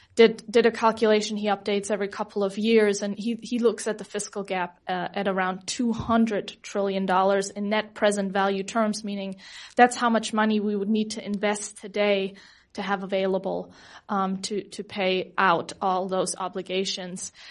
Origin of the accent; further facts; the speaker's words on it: Germany; now in United States; I come from Germany